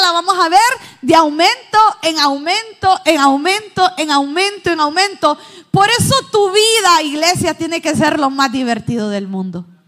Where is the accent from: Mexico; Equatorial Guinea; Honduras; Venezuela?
Honduras